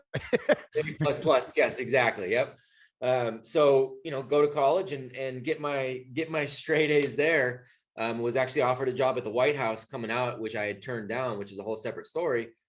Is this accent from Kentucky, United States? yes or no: no; Bay Area, California, United States; moved away as an adult; now in North Carolina, United States; California born and raised. You know, my wife and I both uh, grew up in the Bay Area